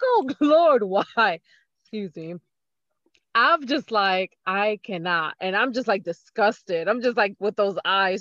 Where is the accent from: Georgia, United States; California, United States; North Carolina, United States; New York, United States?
New York, United States; I'm from New York